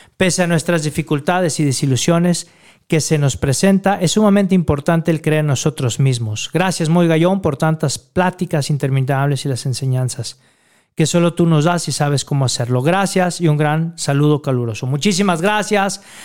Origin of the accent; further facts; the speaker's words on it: Mexico; todo nuestro pueblo mexicano